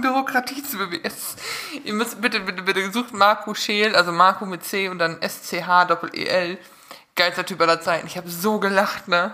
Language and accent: German; Münsterland, North Rhine-Westphalia, Germany; ich als Münsterländer, bei uns ist ja nun wirklich gar nichts an Hügeln